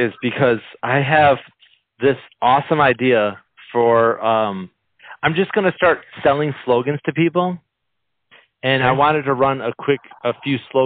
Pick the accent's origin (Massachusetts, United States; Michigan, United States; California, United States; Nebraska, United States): Michigan, United States; my state that I'm from.